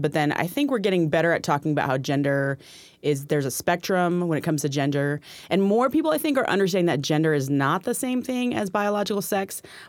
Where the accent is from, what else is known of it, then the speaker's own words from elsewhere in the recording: Philippines; moved away; growing up in the Philippines, little girl, identifying as a little girl